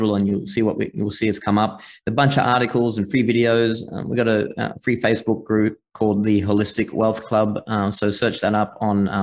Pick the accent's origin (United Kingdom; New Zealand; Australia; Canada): Australia; far north Queensland; accent: Australian; moved away as an adult; also born or lived in Singapore / Hong Kong / Malta; now in United States; I grew up in the bush in Australia, far north Queensland, kind of off grid, and just it's very remote and rural where I was.